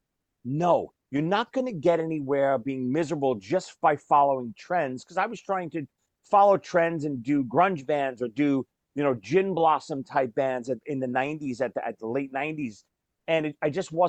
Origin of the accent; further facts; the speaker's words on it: New York, United States; I grew up in New York